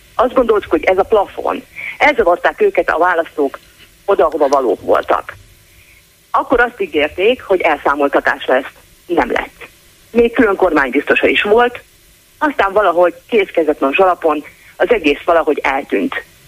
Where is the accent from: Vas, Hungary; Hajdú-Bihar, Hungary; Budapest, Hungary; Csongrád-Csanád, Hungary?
Csongrád-Csanád, Hungary; Szeged; szegedi vagyok